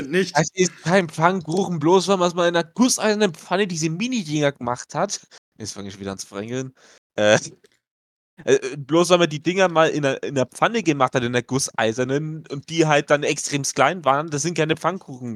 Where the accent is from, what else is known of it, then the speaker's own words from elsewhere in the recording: Franconia, Bavaria, Germany; accent: Franconian; mit dem Fränkischen, also vor allem im Fränkischen, natürlich auch dem bayerischen Dialekt